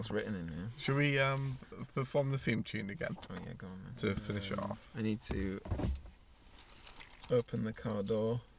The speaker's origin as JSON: {"language": "English", "town": "Scarborough", "region": "Yorkshire and the Humber", "country": "United Kingdom", "said": "The reporter for the local newspaper decided, asked us where we were from, and upon hearing we we're from Scarborough, said, We can't print that."}